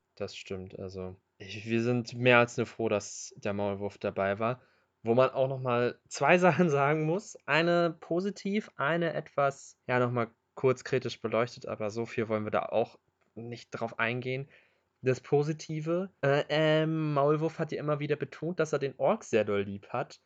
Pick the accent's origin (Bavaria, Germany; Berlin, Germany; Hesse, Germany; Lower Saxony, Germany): Lower Saxony, Germany; Hanover; also born or lived in Göttingen; freue ich mich als Hannoveraner